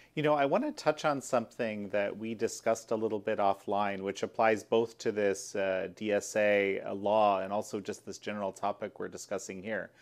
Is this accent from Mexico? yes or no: no; Canada; my home country of Canada